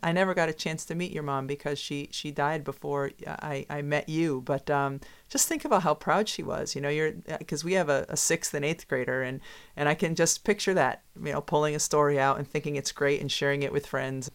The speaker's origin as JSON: {"language": "English", "region": "Massachusetts", "country": "United States", "tie": "born or raised there", "said": "Growing up in Massachusetts, when I was in high school"}